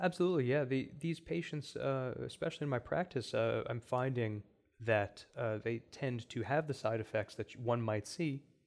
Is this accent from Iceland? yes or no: no; India; now in Cleveland, United States; as an Indian